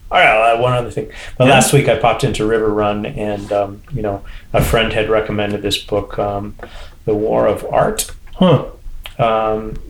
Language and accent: English; Portsmouth, New Hampshire, United States; also born or lived in Japan / Seattle, Washington / Portland, Oregon; Growing up in the Portsmouth area